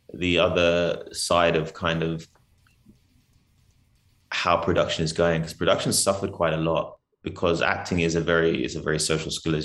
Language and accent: English; London, United Kingdom; moved away as an adult; also born or lived in Nigeria; now in South Africa; I'm native. So I was born in London. Nigerian descent